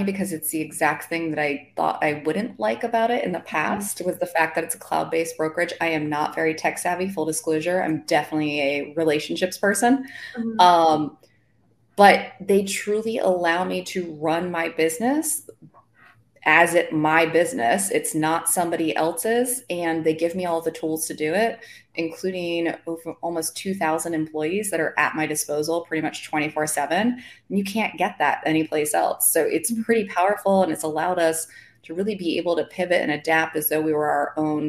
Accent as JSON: {"language": "English", "region": "New Jersey", "country": "United States", "moved": "yes", "lives_now": "Charlotte, United States", "said": "I am originally from New Jersey. I currently live in Charlotte, North Carolina"}